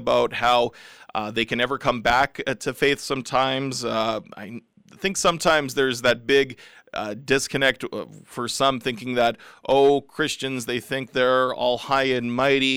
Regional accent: Regina, Saskatchewan, Canada; I grew up in Regina

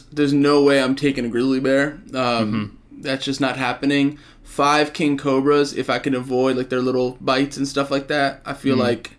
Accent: Brooklyn, New York, United States; born there; Brooklyn. I was born in Brooklyn. My parents were born and raised in Brooklyn.

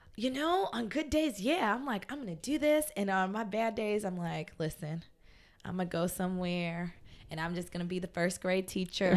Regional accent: Fort Lauderdale, Florida, United States; growing up in Fort Lauderdale

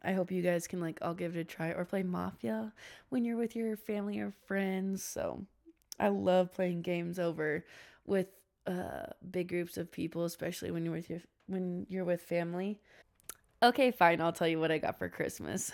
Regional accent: Washington, United States; I'm actually from Washington

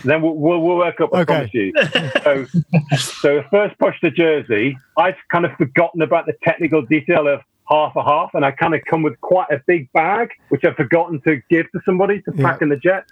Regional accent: Newcastle upon Tyne, North East England, United Kingdom; moved away; I'm originally from Newcastle

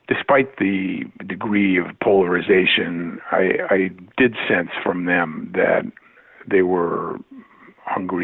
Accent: Boston, Massachusetts, United States; I come from Boston and Massachusetts, a blue state

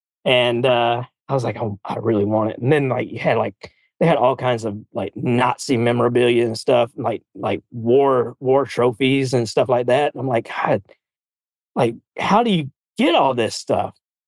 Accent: the South, United States; accent: Southern; I guess we get to give everybody a reprieve from my Southern accent for next week

